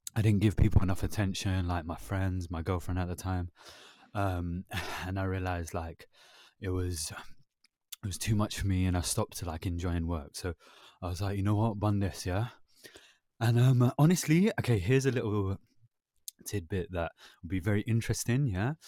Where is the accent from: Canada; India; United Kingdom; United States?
United Kingdom; London; I was born in London